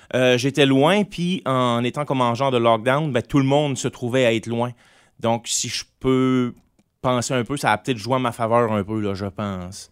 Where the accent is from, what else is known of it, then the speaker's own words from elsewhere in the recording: Grande-Rivière, Quebec, Canada; à Grande-Rivière, parce qu'il faut pas oublier, moi, là, que je viens de la Gaspésie